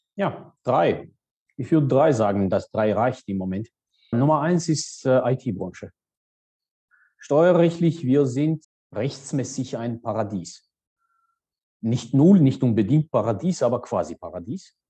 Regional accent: Georgia; German is a second language; moved away as an adult; also born or lived in Saarbrücken, Germany / Münster, Germany; gebürtige Georgier

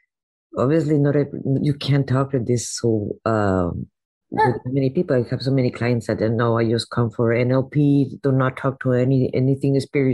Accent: Mexico; now in United States; I was raised in Mexico.

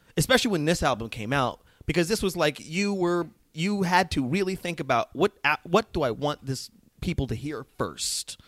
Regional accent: Las Vegas, Nevada, United States; moved away as an adult; also born or lived in New Mexico / Boston / New York; I'm from a small country town in New Mexico, and then moved to Las Vegas, Nevada

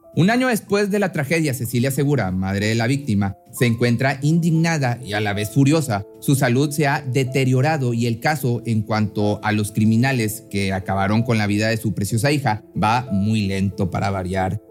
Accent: Mexico; También residía en Escobedo, Nuevo León, en, esto en México, de donde yo soy

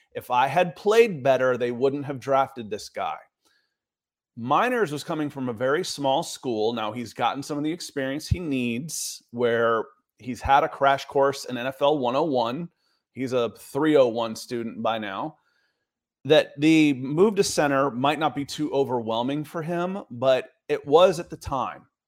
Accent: Atlanta, Georgia, United States; I grew up in Atlanta and was a child of the, the eighties.

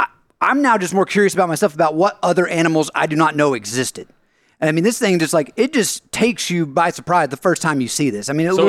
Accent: United States; I come from the American public school system, so maybe since this thing wasn't on, like, the plains of Africa, there's a good chance I don't know about it.

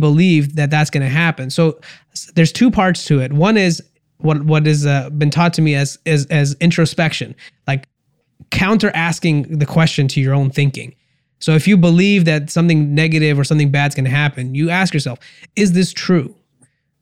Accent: India; I'm Indian

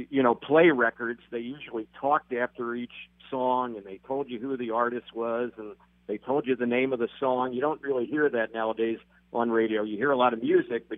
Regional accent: Philadelphia, Pennsylvania, United States; moved away as an adult; I grew up in Philadelphia. I'm from the East Coast originally.

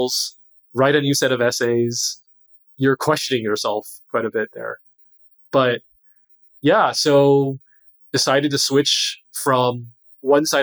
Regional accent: California, United States; moved away as an adult; also born or lived in Boston; I grew up in California

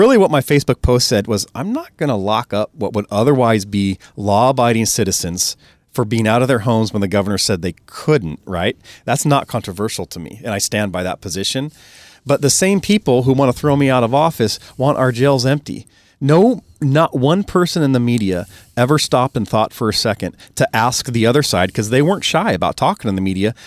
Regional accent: Snohomish County, Washington, United States; I'm born and raised in Snohomish County

